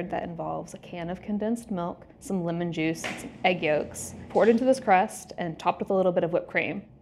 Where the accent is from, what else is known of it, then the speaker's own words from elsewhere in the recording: the South, Southern United States, United States; I'm not a New Yorker. I'm a Southern girl.